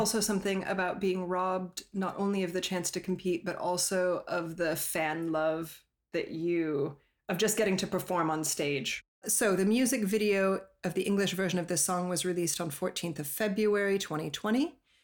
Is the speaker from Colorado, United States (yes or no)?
yes; Colorado, United States; moved away; I'm from Colorado